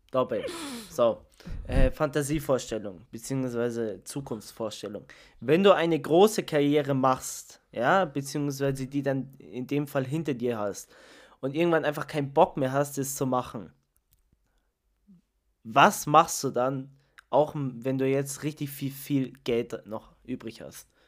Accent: Italy; ich meine, ich bin Italiener, aber für mich ist Tiefkühlpizza eigentlich kein Thema zum Essen.

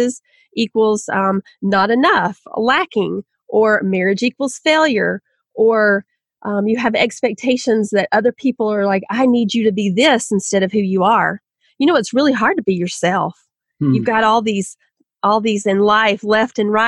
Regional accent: Southern, United States; accent: Southern; my own Southern accent

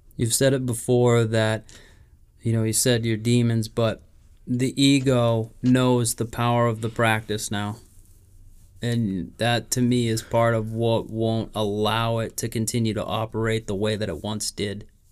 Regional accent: New England, United States; We're from New England

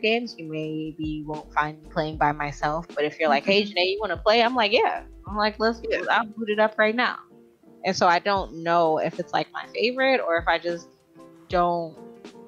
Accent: Jamaica; I'm Jamaican

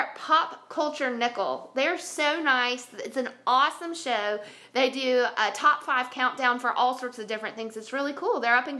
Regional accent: the South, United States; accent: southern twang

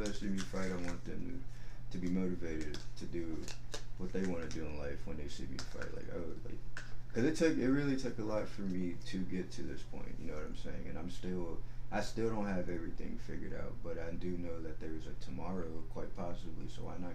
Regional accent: Houston, Texas, United States; And I'm from the Alden area. There's these apartments called Haverstock Hills. So, like, if you're from Houston

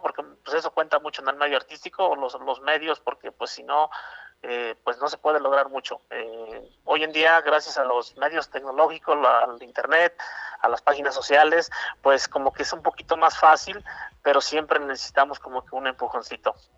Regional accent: Puebla, Mexico; soy un cantautor poblano

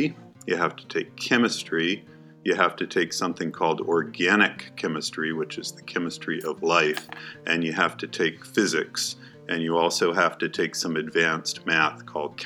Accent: Virginia, United States; moved away as an adult; also born or lived in Albuquerque, New Mexico; now in Tuba City, United States; I grew up in Virginia

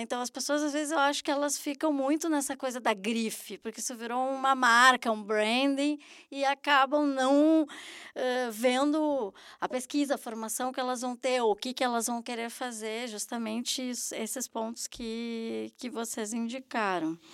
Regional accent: Brazil; moved away; como brasileiros

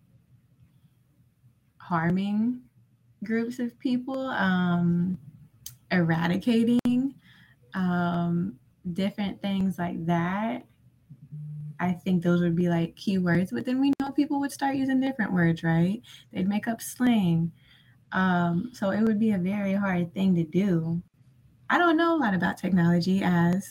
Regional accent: Tennessee, United States; I'm from Tennessee

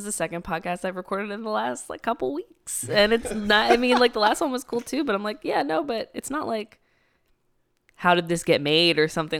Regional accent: Philadelphia, Pennsylvania, United States; born or raised there; moved away

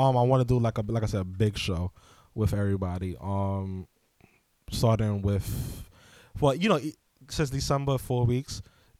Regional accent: Queens, New York, United States; We come from Queens. We already work with y'all.

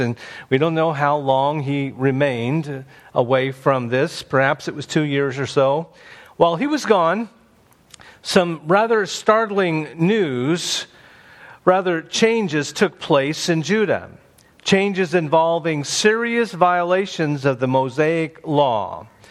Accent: Indiana, United States; Growing up in Indiana, there was a state park near our home called Turkey Run.

